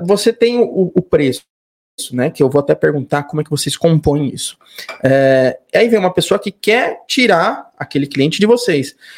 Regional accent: São Paulo, Brazil; Eu sou de São Paulo

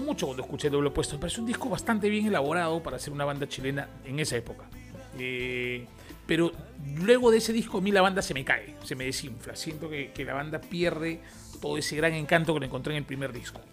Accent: Peru; en mi país, que es Perú

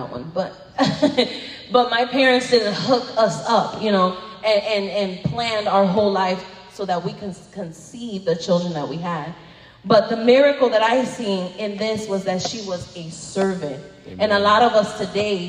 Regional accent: Chicago, Illinois, United States; I'm from Chicago

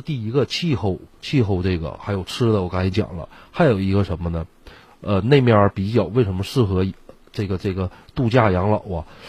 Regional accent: Northeast China, China; 这个傣味啊，呃，也非常符合我们东北的口味。

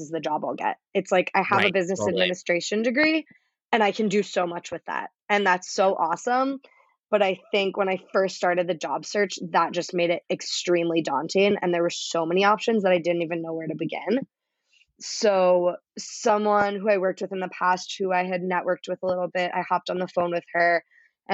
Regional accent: Bethesda, Maryland, United States; I am from right outside of DC. I'm from Bethesda, Maryland

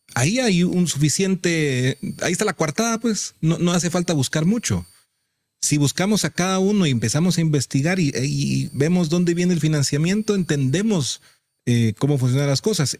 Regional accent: Guatemala; todos somos guatemaltecos

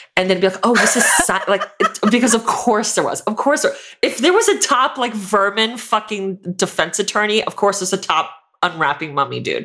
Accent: Florida, United States; I'm from Florida

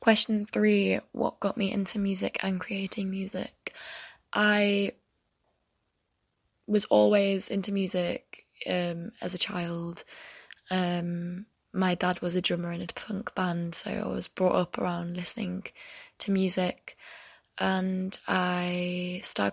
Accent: York, Yorkshire and the Humber, United Kingdom; moved away as an adult; now in Leeds, United Kingdom; I'm from Yorkshire. I'm originally from York, but I live in Leeds now for uni

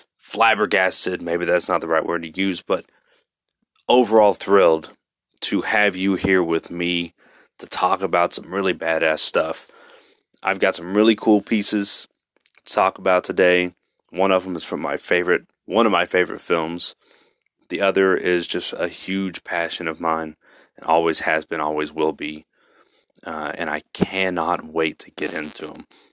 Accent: Texas, United States; I'm from Texas

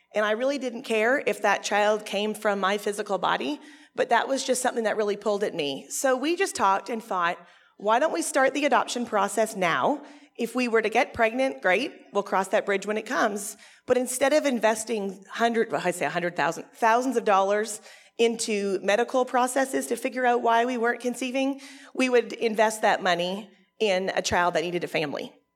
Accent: Canada; I'm actually Canadian

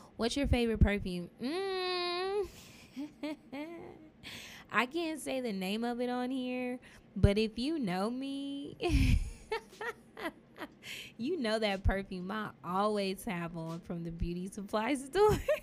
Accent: Dallas, Texas, United States; Dallas, Texas, at St. Paul Hospital, which is now UT Southwestern.

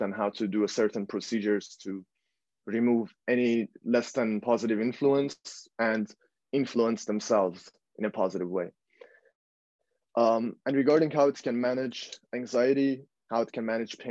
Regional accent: Iran; now in Netherlands; I was born and raised in Iran

